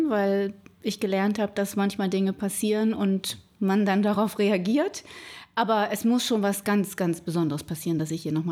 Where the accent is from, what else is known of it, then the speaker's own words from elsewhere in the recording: Northern Germany, Germany; also born or lived in Rhineland-Palatinate; Ich bin geboren in Rheinland-Pfalz, aber durch den Beruf meines Vaters bin ich mehr oder weniger im Norden aufgewachsen, sehr viel umgezogen, so ein bisschen heimatlos